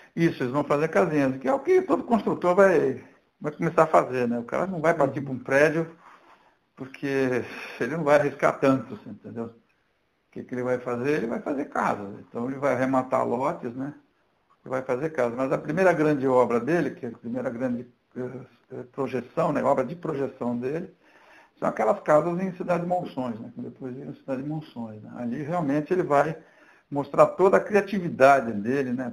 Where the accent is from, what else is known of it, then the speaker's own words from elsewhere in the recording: Santos, São Paulo, Brazil; Eu sou de Santos, São Paulo